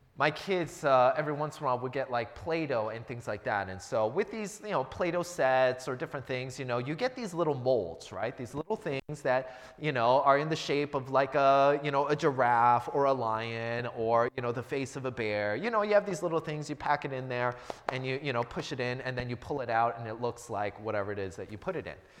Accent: United States

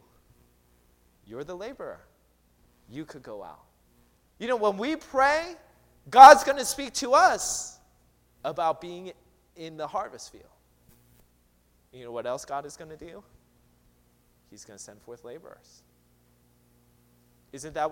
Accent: Seattle, Washington, United States; moved away; I'm from Seattle

